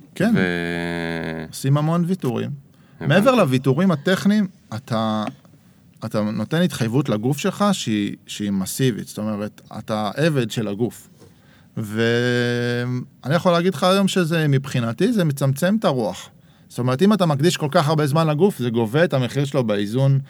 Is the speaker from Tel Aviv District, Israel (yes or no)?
yes; Herzliya, Tel Aviv District, Israel; moved away as an adult; also born or lived in Jerusalem; אבא שלי במקור היה ירושלמי, אחר כך גדלתי בהרצליה